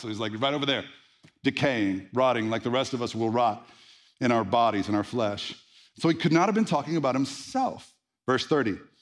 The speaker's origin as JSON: {"language": "English", "region": "the Bible Belt", "country": "United States", "tie": "born or raised there", "said": "I was raised in the Bible Belt, preacher's kid"}